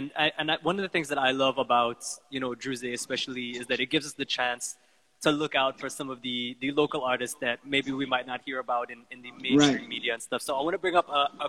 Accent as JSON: {"language": "English", "country": "Guyana", "tie": "born or raised there", "said": "this took me to a place where I remember growing up in Guyana, you know, in the bottom house, and this is the kind of music that we would listen to."}